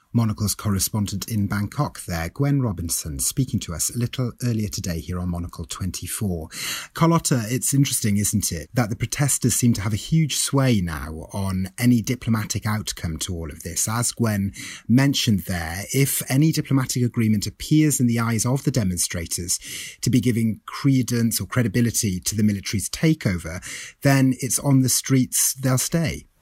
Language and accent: English; Wales, United Kingdom; as a fellow Welsh person